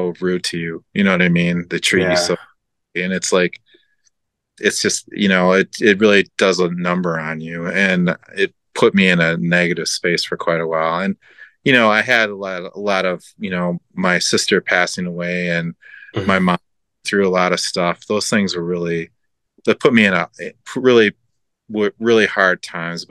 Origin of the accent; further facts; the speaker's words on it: Minnesota, United States; moved away as an adult; now in Buffalo, United States; in Minnesota, which is in my hometown.